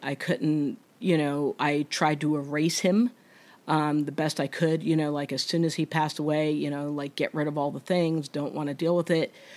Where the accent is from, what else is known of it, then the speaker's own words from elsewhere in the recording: New Jersey, United States; I'm from New Jersey